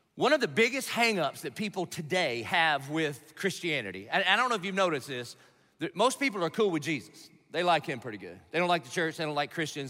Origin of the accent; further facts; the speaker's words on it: Dillon, South Carolina, United States; I'm from Dillon, South Carolina